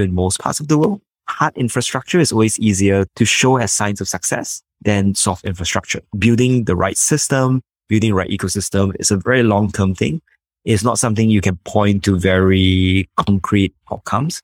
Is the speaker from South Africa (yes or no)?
no; Singapore; I'm from Singapore